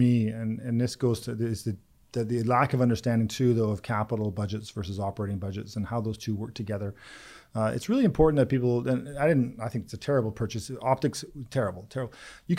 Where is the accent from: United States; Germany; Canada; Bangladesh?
Canada; Lynn Valley, Langley, Vancouver, British Columbia; we grew up first in Lynn Valley and then we moved to Langley and then Vancouver.